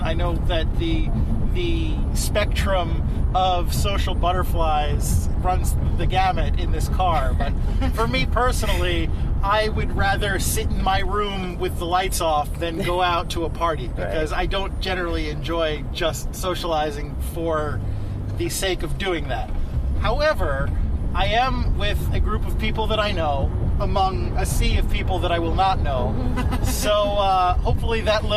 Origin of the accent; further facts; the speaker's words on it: United States; as American Catholics